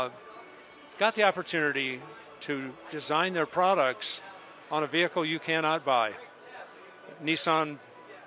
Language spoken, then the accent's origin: English; United States; I'm an American.